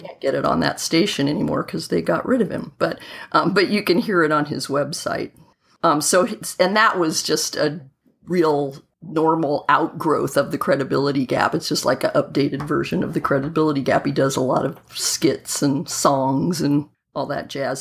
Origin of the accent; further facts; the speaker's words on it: Southern California, United States; when I was about, let me see, 13, growing up in Southern California